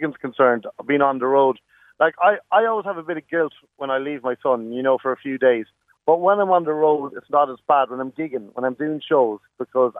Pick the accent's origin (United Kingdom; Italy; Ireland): Ireland; County Meath; moved away as an adult; now in Kerry, Ireland; I grew up in Meath